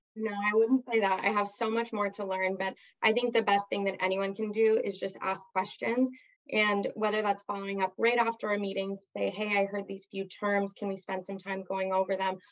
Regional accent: Southern California, United States; growing up in Southern California. There's just so much to do here that's active

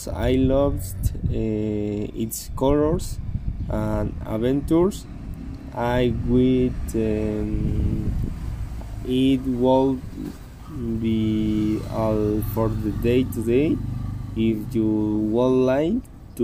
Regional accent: Oaxaca de Juárez, Oaxaca, Mexico; I was born on March 29 in Oaxaca de Juarez

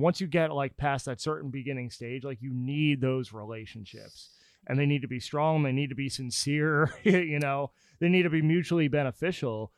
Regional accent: New Jersey, United States; also born or lived in Pennsylvania; now in Nashville, United States; I'm from New Jersey

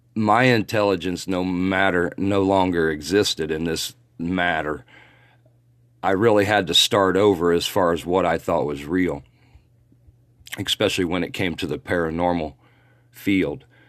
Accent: Muncie, Indiana, United States; my hometown, Muncie, Indiana

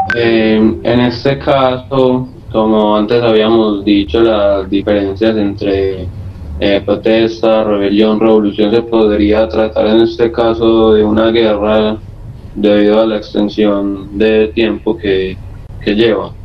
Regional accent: Colombia; la mayoría de los dirigentes somos colombianos

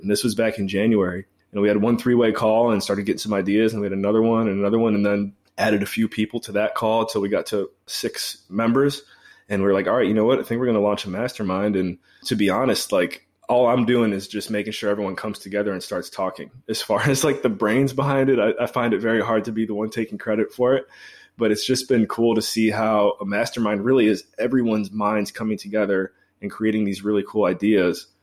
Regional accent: Cleveland, Ohio, United States; moved away; also born or lived in Belize / Washington, D.C.; I'm from Cleveland originally

